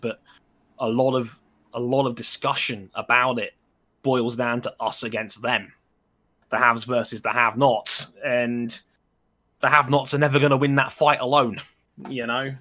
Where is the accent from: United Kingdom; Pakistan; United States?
United Kingdom; London; also born or lived in Wembley / Southall; I've lived in West London my entire life. I was born in Wembley. I moved to Southall when I was ten